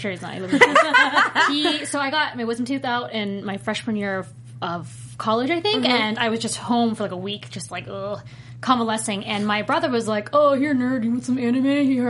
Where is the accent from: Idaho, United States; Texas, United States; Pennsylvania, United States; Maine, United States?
Pennsylvania, United States; Pittsburgh; right after Robotech and on the East Coast, because I grew up in Pittsburgh.